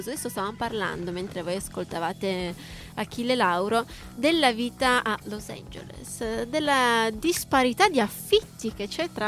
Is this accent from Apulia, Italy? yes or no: no; Turin, Piedmont, Italy; sono di Torino.